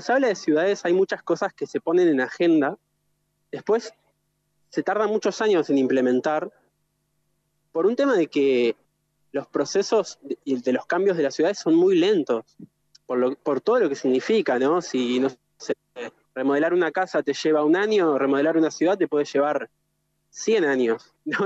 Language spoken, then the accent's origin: Spanish; Gualeguaychú, Entre Ríos, Argentina; soy de Gualeguaychú también, como, como Mati, como Cami